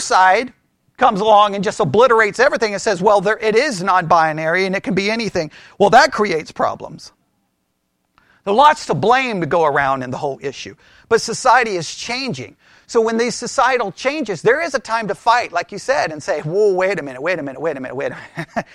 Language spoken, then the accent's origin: English; Texas, United States; I was raised here in Texas